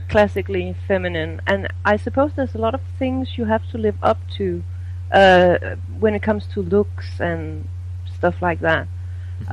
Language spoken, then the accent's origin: English; Denmark; I'm from Denmark